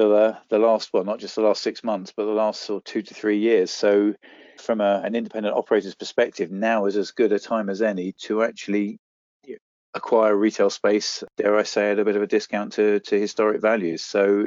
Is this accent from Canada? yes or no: no; Guildford, South East England, United Kingdom; my hometown of Guildford